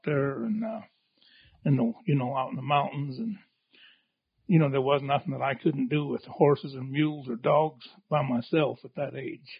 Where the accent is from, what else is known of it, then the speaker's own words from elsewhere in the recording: Idaho, United States; moved away as an adult; now in Ely, United States; I'm from up in Idaho originally and my dad had a sheep outfit up there